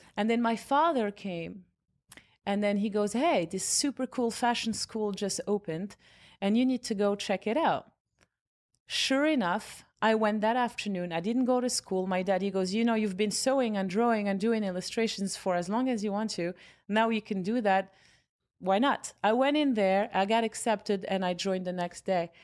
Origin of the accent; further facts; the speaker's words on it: Casablanca, Casablanca-Settat, Morocco; moved away as an adult; also born or lived in Rabat / New York; now in United States; I was born in Rabat, and then, um, parents and I and family moved to Casablanca when I was six years old